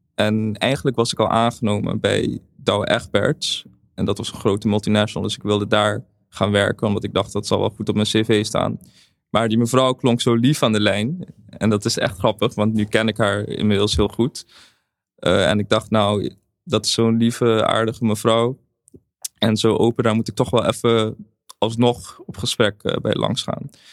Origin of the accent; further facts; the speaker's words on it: Curaçao; in Caribisch Nederland, waar ik vandaan kom. Ik kom uit Curaçao